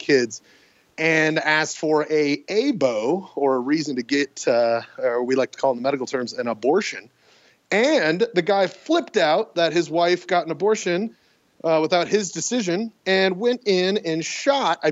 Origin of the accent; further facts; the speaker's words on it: Sandy, Utah, United States; I was born in Sandy, Utah